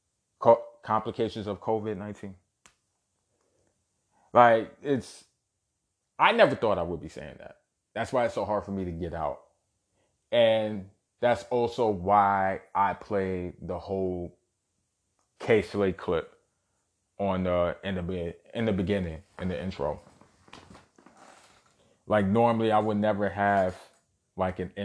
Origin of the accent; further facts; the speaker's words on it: New York City, New York, United States; born and raised in Brooklyn, New York.